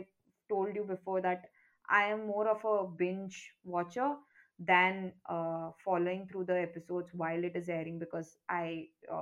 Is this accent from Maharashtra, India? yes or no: no; Karnataka, India; I come from Karnataka